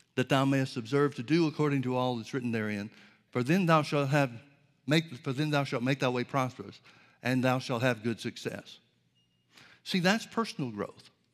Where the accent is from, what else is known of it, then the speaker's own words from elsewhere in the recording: Birmingham, Alabama, United States; I grew up in Birmingham, Alabama